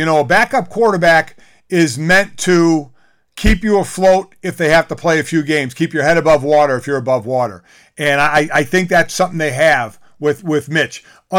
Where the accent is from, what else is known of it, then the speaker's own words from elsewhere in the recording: Cleveland, Ohio, United States; my hometown Cleveland Browns.